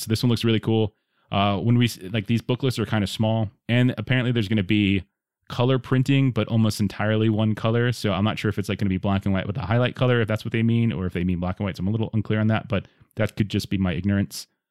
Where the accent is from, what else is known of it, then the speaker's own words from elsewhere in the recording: South Florida, United States; I grew up in South Florida